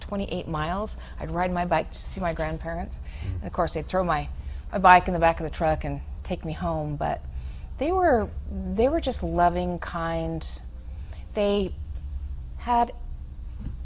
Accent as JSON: {"language": "English", "town": "Reno", "region": "Nevada", "country": "United States", "tie": "born or raised there", "also_born_or_lived": "Elizabeth, New Jersey", "said": "I was born in Elizabeth, New Jersey, grew up in Reno"}